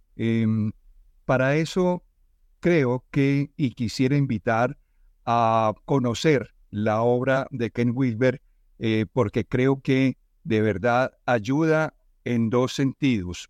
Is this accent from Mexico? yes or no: no; Colombia; estamos como sociedad colombiana